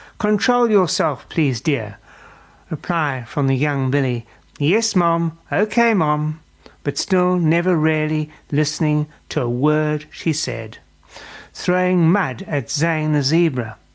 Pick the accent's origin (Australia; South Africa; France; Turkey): South Africa; as a South African